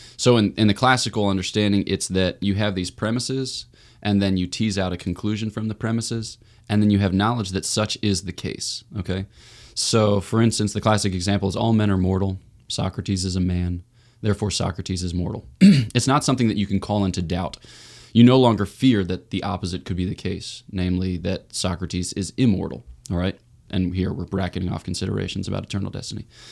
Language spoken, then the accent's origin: English; Newtown, Pennsylvania, United States; I was born in Newtown, Pennsylvania, outside of Philly